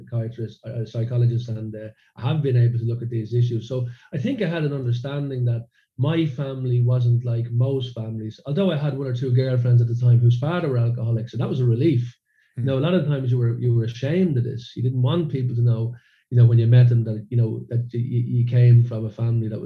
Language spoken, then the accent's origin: English; Dublin, Leinster, Ireland; now in Sweden; growing up in a suburb of Dublin.